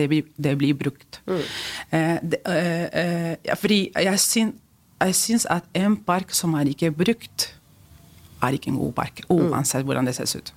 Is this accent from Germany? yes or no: no; Spain; Norwegian is a second language; now in Norway; vi spanjoler